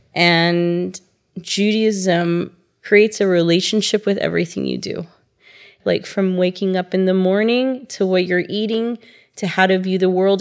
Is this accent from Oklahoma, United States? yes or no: yes; Tulsa, Oklahoma, United States; moved away as an adult; also born or lived in Thailand; now in Israel; I'm from Tulsa, Oklahoma, and I've been in Israel for 13 years.